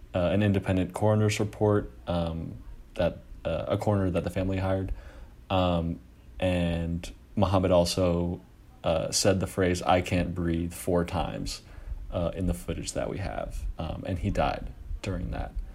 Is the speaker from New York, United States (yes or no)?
no; Oakland, California, United States; I'm from Oakland, California